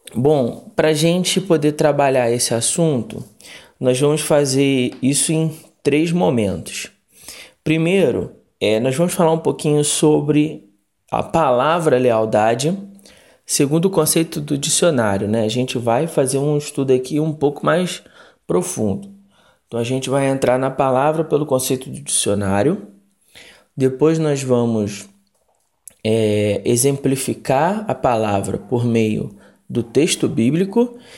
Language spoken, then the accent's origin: Portuguese; Rio de Janeiro, Brazil; now in Congonhas, Brazil; eu cresci no Rio de Janeiro, é, conheci os embaixadores do rei com 11 anos, na primeira igreja batista em Magalhães Basto, aí em Realengo, na zona oeste do Rio